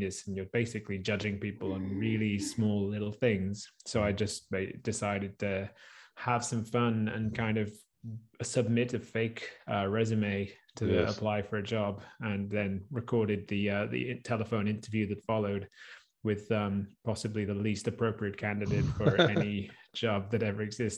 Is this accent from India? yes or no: no; United Kingdom; And as British, and I think you get it, you know, in parts of the US as well, where it's like, you know, it's like English is like, it's all I know.